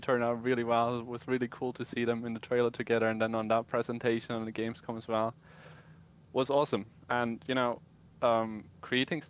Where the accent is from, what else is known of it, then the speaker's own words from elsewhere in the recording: Germany; I'm from Germany